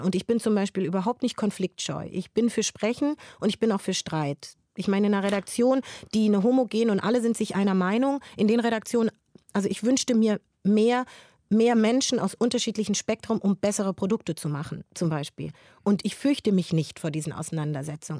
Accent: Frankfurt am Main, Hesse, Germany; Das ist meine Heimatstadt

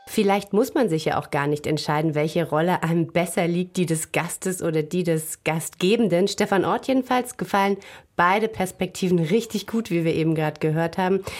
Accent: East Germany, Germany; In meiner Kindheit in der DDR

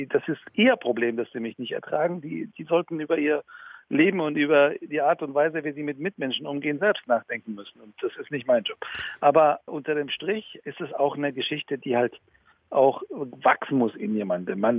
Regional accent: Iran; ich bin ursprünglich aus dem Iran

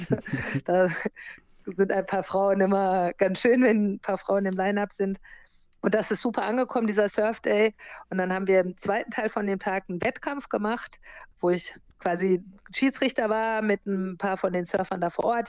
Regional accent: Germany; moved away as an adult; also born or lived in United States; now in Fuerteventura, Spain; Ich bin in Amerika geboren und bin in Deutschland aufgewachsen und zur Schule gegangen

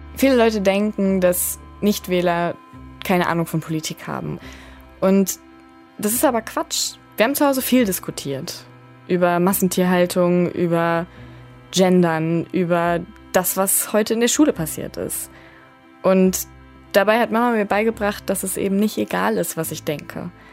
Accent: Ruhr area, North Rhine-Westphalia, Germany; born or raised there

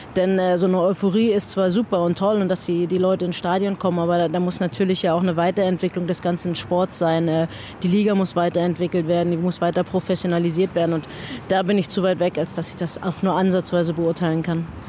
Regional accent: Germany; also born or lived in Australia; als Deutsche, die in Deutschland lebt

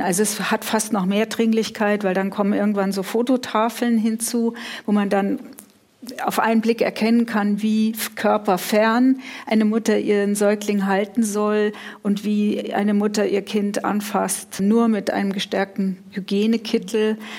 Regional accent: Munich, Bavaria, Germany; in München, wo ich aufgewachsen bin

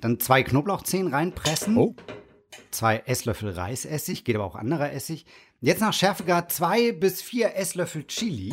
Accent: the South, Southern Germany, Germany; ich komme ja aus dem Süden

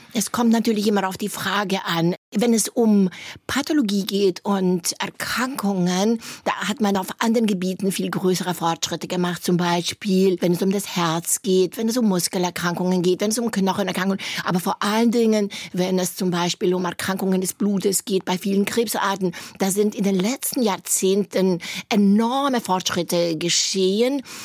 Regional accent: Hunedoara, Hunedoara County, Romania; moved away as an adult; also born or lived in near Sighișoara (Schäßburg), Romania; now in Germany; da waren wir schon im Alter von vier Jahren, sind wir in, einen, in eine Stadt gezogen, wo sehr viel Industrie war, nach Hunedora

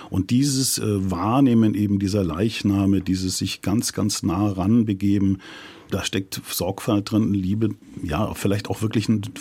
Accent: South Germany, Germany; also wir sind aus Süddeutschland

